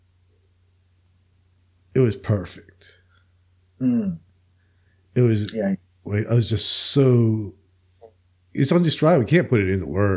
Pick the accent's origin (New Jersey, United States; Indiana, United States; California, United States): New Jersey, United States; Princeton; moved away; I'm from Princeton, New Jersey, originally